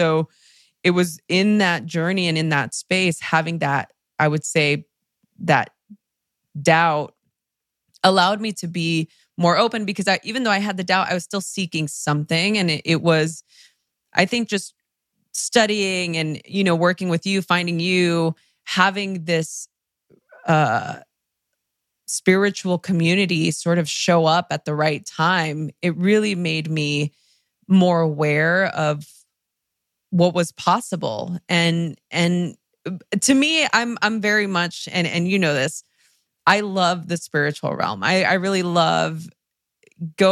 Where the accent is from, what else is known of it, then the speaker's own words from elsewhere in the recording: Los Angeles, California, United States; English is a second language; I grew up in East LA during the LA riots